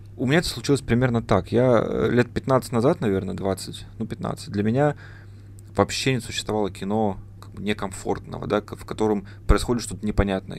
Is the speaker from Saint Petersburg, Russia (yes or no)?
no; Barnaul, Altai Krai, Russia; moved away as an adult; now in Novosibirsk, Russia; я из Барнаула